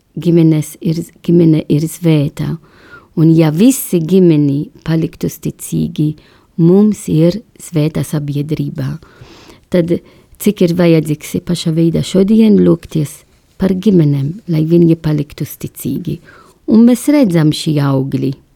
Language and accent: Latvian; Malta; Latvian is a second language; now in Latvia; es esmu no Maltas salā